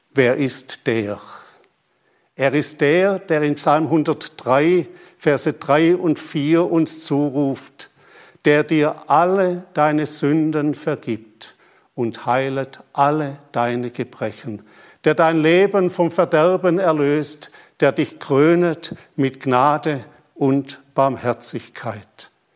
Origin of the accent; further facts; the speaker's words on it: Germany; also born or lived in Papua New Guinea; bei uns in Deutschland